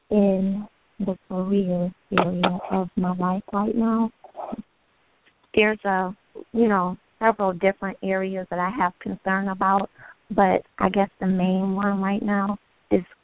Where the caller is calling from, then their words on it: Pontiac, Michigan, United States; I'm calling from Pontiac, Michigan.